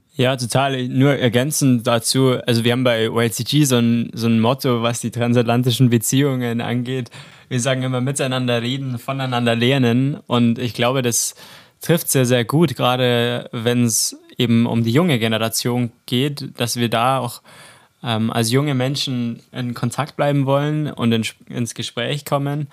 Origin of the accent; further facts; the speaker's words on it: between Chiemsee and the mountains, Bavaria, Germany; Ich komme aus dem wunderschönen Bayern zwischen Chiemsee und den Bergen